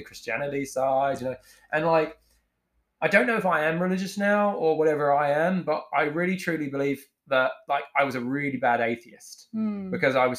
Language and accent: English; England, United Kingdom; now in New Zealand; I'm from England and I'm white